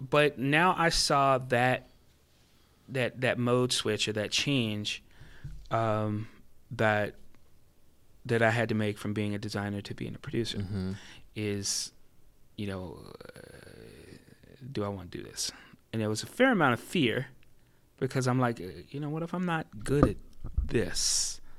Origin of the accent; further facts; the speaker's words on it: Florida, United States; born there; now in California, United States; even though I was born in in Florida, you know, I think California is my home now.